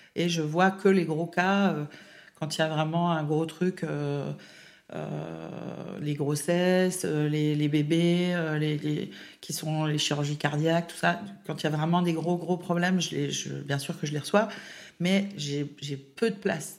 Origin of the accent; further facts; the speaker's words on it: Baume-les-Dames, Bourgogne-Franche-Comté, France; moved away as an adult; also born or lived in Besançon; now in Lyon, France; l'Est de la France. Donc, euh, je viens de Baume-les-Dames, le pays de la cancoyotte